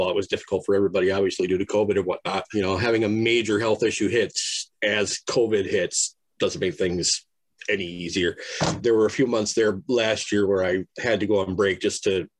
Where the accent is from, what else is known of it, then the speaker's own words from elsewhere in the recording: Minnesota, United States; I am from Minnesota